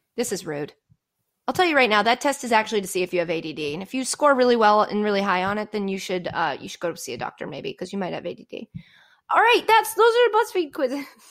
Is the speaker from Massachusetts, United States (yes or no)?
yes; Framingham, Massachusetts, United States; moved away as an adult; also born or lived in New York area; now in New Jersey, United States; that's where I'm from